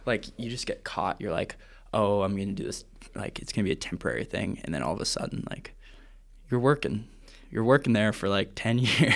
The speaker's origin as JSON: {"language": "English", "town": "Vancouver", "region": "British Columbia", "country": "Canada", "said": "I'm from Vancouver, Canada"}